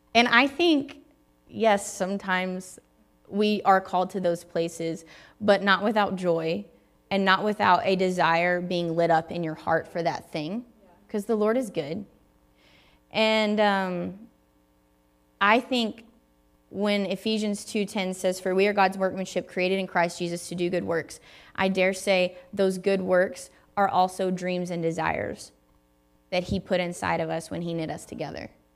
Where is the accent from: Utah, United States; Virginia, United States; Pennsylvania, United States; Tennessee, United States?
Tennessee, United States; moved away; also born or lived in Redding, California; I grew up in Tennessee